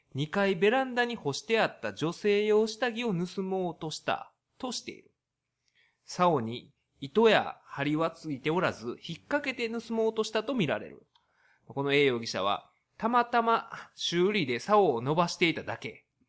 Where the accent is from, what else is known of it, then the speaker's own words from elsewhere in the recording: Kyoto, Japan; 私の地元京都